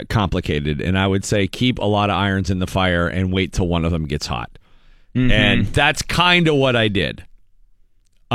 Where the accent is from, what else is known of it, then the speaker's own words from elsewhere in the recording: Erie, Pennsylvania, United States; being from Erie